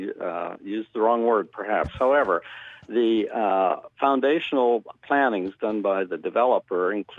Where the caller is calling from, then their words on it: Mechanicsburg, Pennsylvania, United States; I'm calling from Mechanicsburg, Pennsylvania.